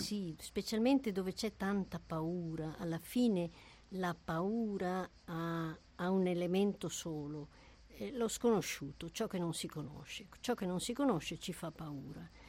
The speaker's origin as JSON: {"language": "Italian", "country": "Germany", "tie": "born or raised there", "moved": "yes", "said": "io eh, sono nata in Germania, quindi eh, i miei nonni e i miei genitori abitavano lì"}